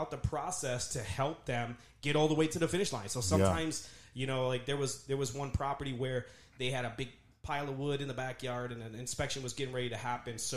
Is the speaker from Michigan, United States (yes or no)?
yes; Detroit, Michigan, United States; moved away as an adult; now in El Paso, United States; I was from Southwest Detroit.